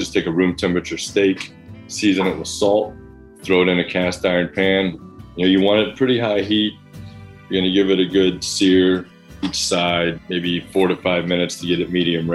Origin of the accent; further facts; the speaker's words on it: the South, United States; now in Brooklyn, United States; I grew up in the South